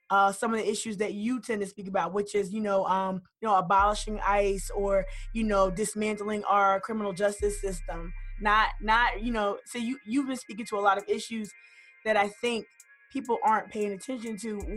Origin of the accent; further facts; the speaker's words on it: West Columbia, South Carolina, United States; Born and raised in West Columbia.